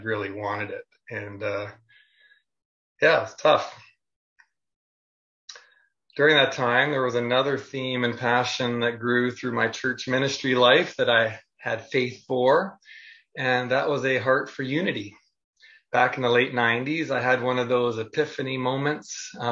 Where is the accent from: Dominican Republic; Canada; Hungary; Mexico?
Canada; Niagara-on-the-Lake, Ontario; I grew up in the Mennonite Brethren tradition in Niagara-on-the-Lake, Ontario, Canada